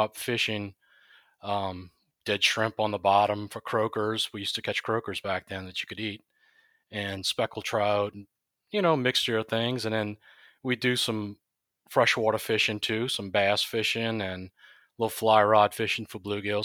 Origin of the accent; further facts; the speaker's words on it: Chalmette, Louisiana, United States; I'm from Shalmat, Louisiana, born and raised there.